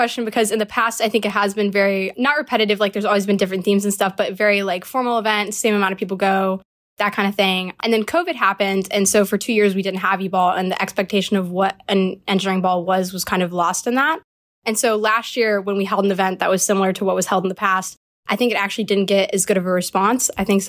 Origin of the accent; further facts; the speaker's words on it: Falls Church, Virginia, United States; I'm from Falls Church, Virginia. Kind of, I grew up moving around a lot, so this is the most recent location.